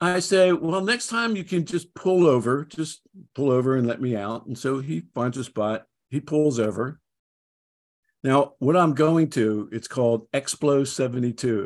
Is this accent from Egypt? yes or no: no; Philadelphia, Pennsylvania, United States; moved away as an adult; also born or lived in Dallas; I grew up in Philadelphia